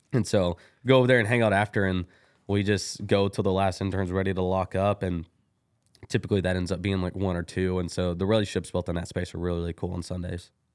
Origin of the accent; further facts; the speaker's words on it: Kilgore, Texas, United States; now in Bryan, United States; I am from Kilgore, Texas, a little bitty East Texas old town